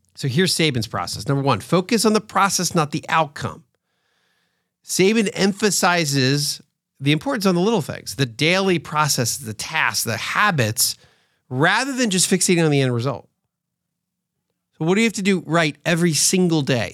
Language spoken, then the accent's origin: English; outside of Philadelphia, Pennsylvania, United States; now in Atlanta, United States; I grew up outside of Philadelphia, so I grew up as an Eagles fan to some extent.